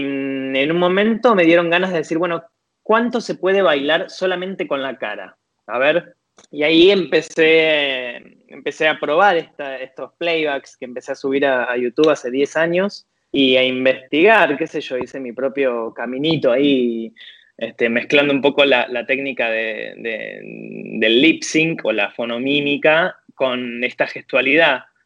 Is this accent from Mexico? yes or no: no; Tigre, Buenos Aires Province, Argentina; moved away as an adult; now in Paris, France; nací en Tigre, provincia de Buenos Aires